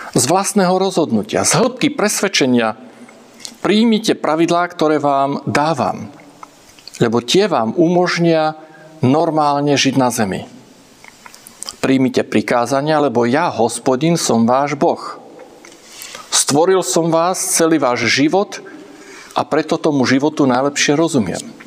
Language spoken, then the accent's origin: Slovak; Slovakia; doma v Československu